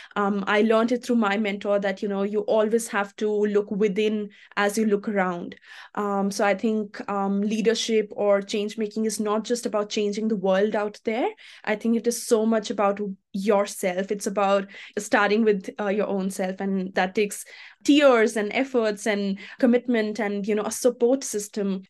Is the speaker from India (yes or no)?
yes; India; moved away as an adult; now in Australia; I'm from India